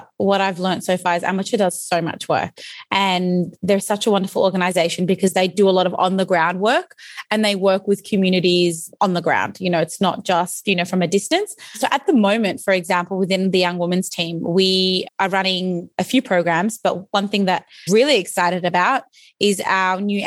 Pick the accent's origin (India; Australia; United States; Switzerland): Australia; was born in Australia